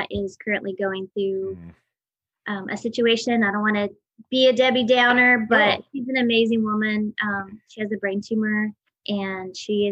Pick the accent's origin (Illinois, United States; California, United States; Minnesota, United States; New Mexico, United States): New Mexico, United States; moved away; also born or lived in Tallahassee, Florida; I grew up in New Mexico. I grew up actually on an Indian reservation.